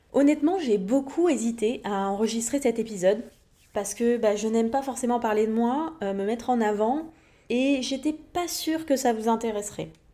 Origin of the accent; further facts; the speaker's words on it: Montpellier, Occitania, France; moved away as an adult; also born or lived in Levallois-Perret / Paris; j'ai passé toute mon enfance, mon adolescence vers Montpellier, dans le sud de la France